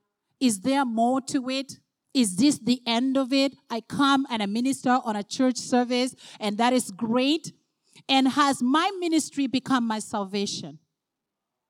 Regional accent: Uganda; now in Canada; I'm originally from Uganda

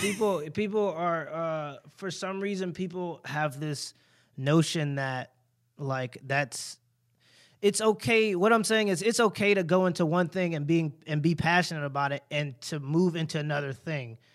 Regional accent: United States; I experienced more prejudice being American than I did African-American so far

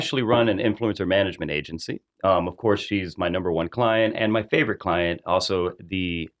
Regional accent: Miami, Florida, United States; moved away as an adult; now in Charlotte, United States; I'm originally from Miami, Florida.

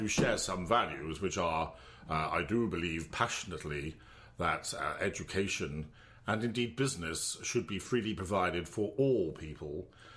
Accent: Wembdon, South West England, United Kingdom; also born or lived in Cardiff; I was brought up in Wemden. My parents still live there

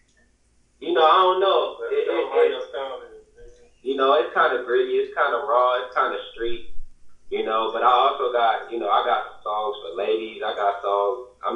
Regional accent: Los Angeles, California, United States; moved away; also born or lived in Missouri; I'm from Los Angeles originally. I lived in Missouri for a while. But I'm originally from Los Angeles.

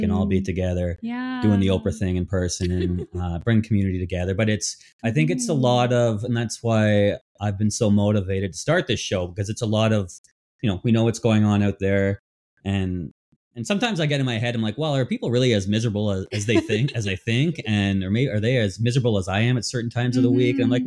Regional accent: Ontario, Canada; moved away as an adult; now in Vancouver, Canada; I'm I'm from Ontario. I've been here many years

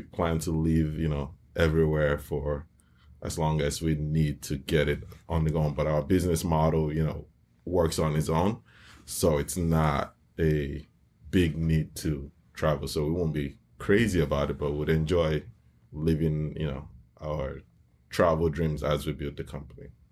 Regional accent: Nigeria; now in United States; I grew up in Nigeria

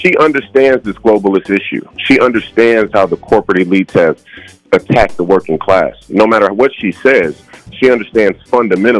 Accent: St. Paul, Minnesota, United States; I was born and raised in St. Paul

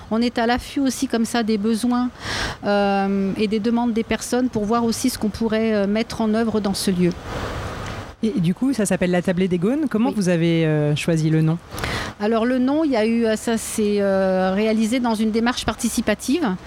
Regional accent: Lyon, Auvergne-Rhône-Alpes, France; dire aussi qu'on est lyonnais.

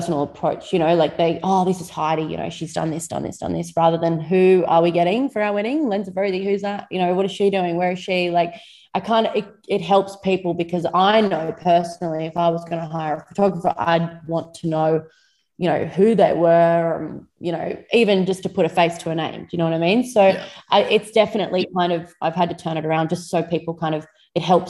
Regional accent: Moree, New South Wales, Australia; I was born and bred in Moree, just on the outskirts of Moree, not far from town on a little hobby farm

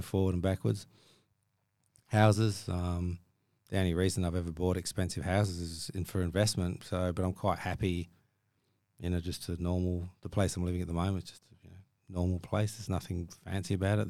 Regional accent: Ballarat, Victoria, Australia; moved away; I grew up in Australia

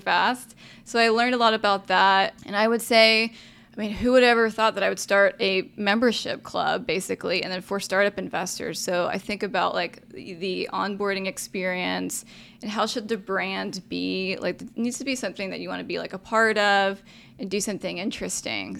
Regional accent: Arlington, Texas, United States; also born or lived in San Jose, California / Austin, Texas; Grew up just outside of where Dallas Cowboy Stadium is, fifteen minutes, if y'all know Arlington

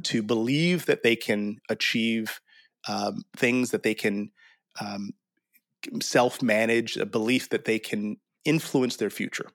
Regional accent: St. Louis, Missouri, United States; now in Texas, United States; I grew up in Saint Louis

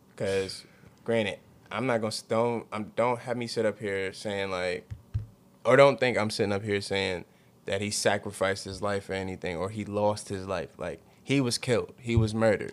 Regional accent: United States; we live here. We're from America.

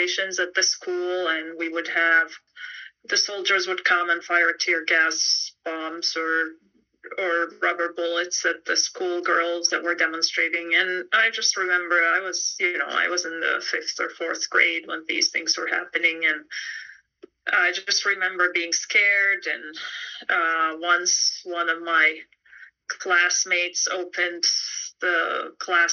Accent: Beit Sahour, Bethlehem Governorate, Palestine; moved away as an adult; also born or lived in Jerusalem / Turkey / London, England; now in Idaho, United States; I was born in Jerusalem. I grew up in a little town called Beit Sahur, which is right next to Bethlehem.

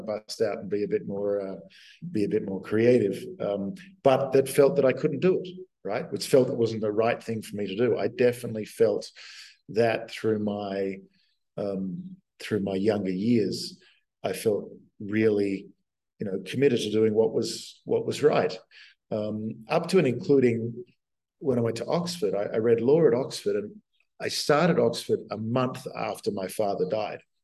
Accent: Australia; moved away as an adult; also born or lived in United States; I'd been a dweeby kid at um, high school in Australia

